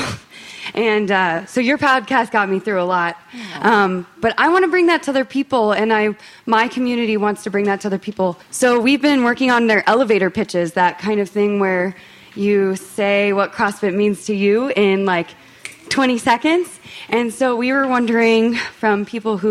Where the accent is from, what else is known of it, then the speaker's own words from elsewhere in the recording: Fort Collins, Colorado, United States; I'm from Fort Collins. I'm working towards partnership and ownership of my gym back home